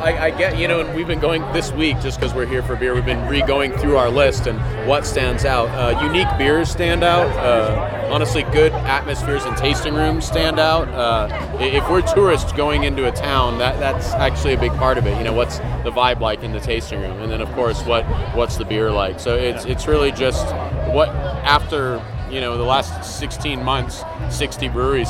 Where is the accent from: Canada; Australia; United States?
United States; Central Coast of California; I'm from the Central Coast of California.